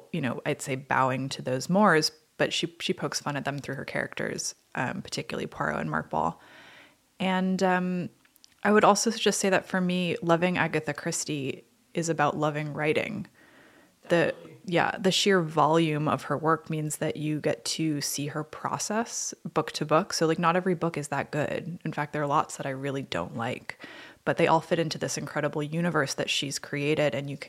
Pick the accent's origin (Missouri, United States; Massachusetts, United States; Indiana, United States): Massachusetts, United States; I'm from Massachusetts